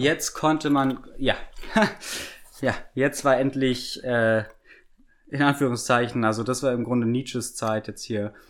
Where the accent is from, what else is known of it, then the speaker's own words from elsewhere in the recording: Germany; wir als Deutsche